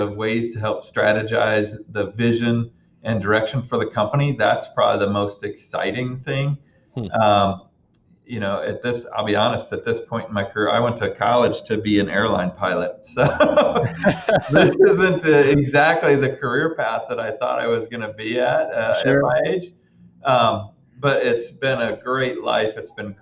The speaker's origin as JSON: {"language": "English", "town": "Auburn", "region": "Indiana", "country": "United States", "tie": "born or raised there", "said": "I was born and raised actually in Auburn, Indiana"}